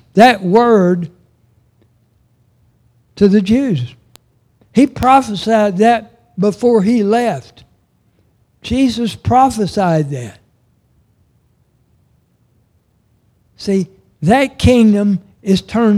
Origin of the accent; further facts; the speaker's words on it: Oklahoma, United States; also born or lived in Arkansas; As a kid, when we moved back to Oklahoma from Arkansas, we moved to Oshelita